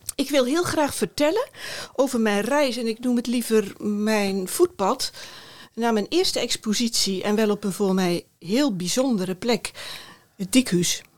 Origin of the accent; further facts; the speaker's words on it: Middelharnis, South Holland, Netherlands; moved away as an adult; also born or lived in Rotterdam; now in Eindhoven, Netherlands; Ik ben opgegroeid in Middelharnis en na de middelbare school eh, ben ik voor studie naar Rotterdam vertrokken